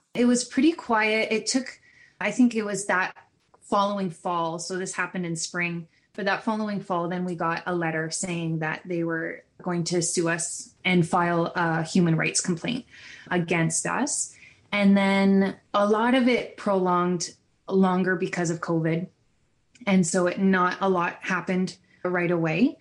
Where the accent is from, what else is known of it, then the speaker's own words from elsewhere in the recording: Ontario, Canada; I'm from Ontario in, and I live in Brantford